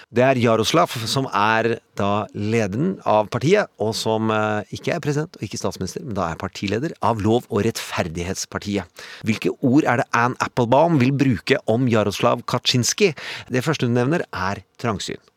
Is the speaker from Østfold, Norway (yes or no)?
yes; Indre Østfold, Norway; jeg kommer fra Indre Østfold